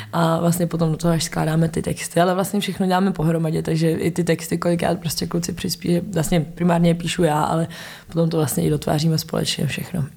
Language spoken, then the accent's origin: Czech; Czechia; jsme Češi